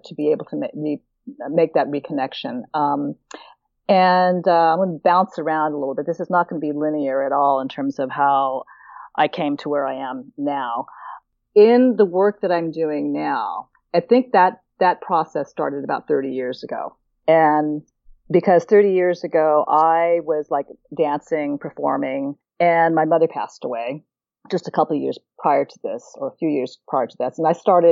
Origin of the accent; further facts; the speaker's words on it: Oakland, California, United States; now in St. Thomas, U.S. Virgin Islands; I'm born and raised in Oakland, California